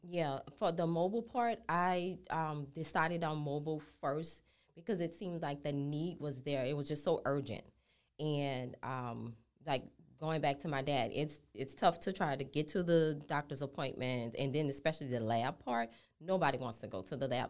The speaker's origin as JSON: {"language": "English", "town": "New Orleans", "region": "Louisiana", "country": "United States", "tie": "born or raised there", "moved": "as an adult", "lives_now": "Houston, United States", "said": "I'm born and raised in New Orleans"}